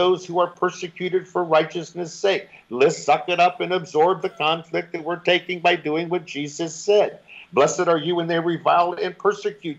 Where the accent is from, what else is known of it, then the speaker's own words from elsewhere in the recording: United States; moved away as an adult; now in Negril, Jamaica; I'm from America